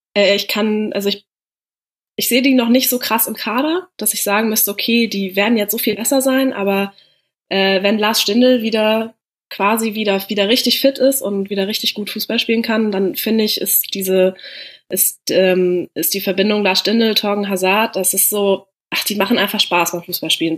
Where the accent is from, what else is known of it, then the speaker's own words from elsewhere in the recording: Hanover, Lower Saxony, Germany; ich komme ja aus Norddeutschland bzw. aus Hannover